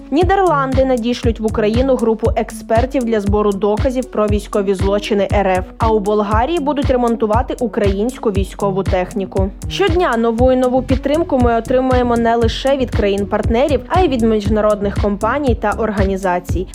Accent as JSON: {"language": "Ukrainian", "country": "Ukraine", "said": "Ми з України"}